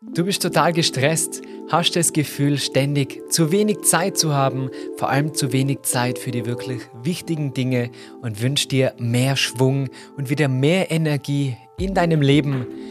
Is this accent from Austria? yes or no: yes; Tyrol, Austria; als Tiroler